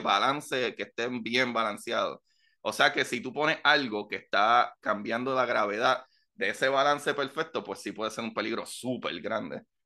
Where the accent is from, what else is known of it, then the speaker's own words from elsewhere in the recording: Puerto Rico; moved away; para nosotros los boricuas